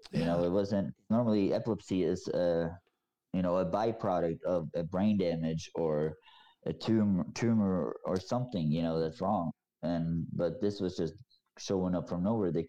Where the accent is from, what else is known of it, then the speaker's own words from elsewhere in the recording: Norway; now in United States; of course I went back to my hometown yeah. and you know, I introduced her and stuff like that, but people hate speak Norwegians hate speaking English.